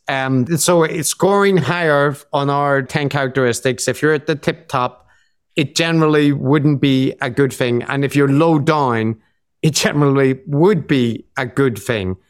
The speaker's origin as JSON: {"language": "English", "country": "Ireland", "moved": "yes", "lives_now": "Japan", "said": "I am Irish."}